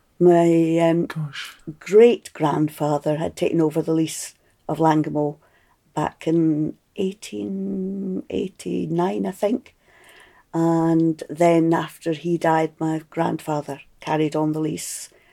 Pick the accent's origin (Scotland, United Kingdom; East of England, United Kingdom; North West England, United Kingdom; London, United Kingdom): Scotland, United Kingdom; Tobermory; I was born in Tobermory, and I could show you the bedroom window in Nergal Terrace where I was born.